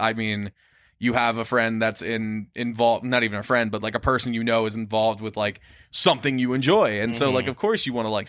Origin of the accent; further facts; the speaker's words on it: East Coast, United States; also born or lived in Des Moines, Iowa; now in Minneapolis, United States; growing up on the East Coast.